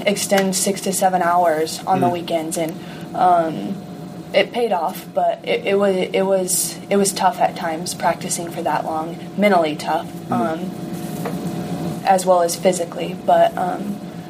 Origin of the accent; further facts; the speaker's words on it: Rio Rancho, New Mexico, United States; So I grew up in New Mexico in a town called Rio Rancho